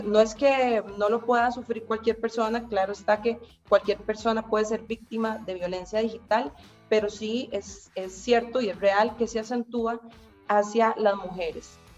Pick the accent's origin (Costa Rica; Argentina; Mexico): Costa Rica; acá en mi país, en Costa Rica